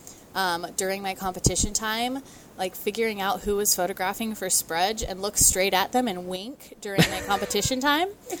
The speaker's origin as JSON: {"language": "English", "region": "Oregon", "country": "United States", "tie": "born or raised there", "said": "I grew up in Oregon"}